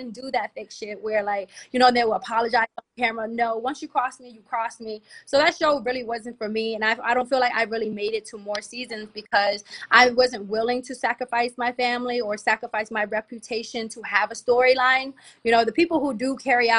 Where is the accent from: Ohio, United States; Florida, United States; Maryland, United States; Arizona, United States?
Maryland, United States; Capitol Heights; also born or lived in Silver Spring, Maryland / Atlanta; From Capitol Heights